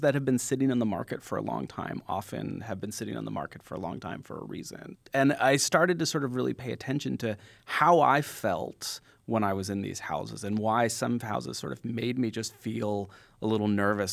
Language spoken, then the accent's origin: English; San Jose, California, United States; I grew up in San Jose, California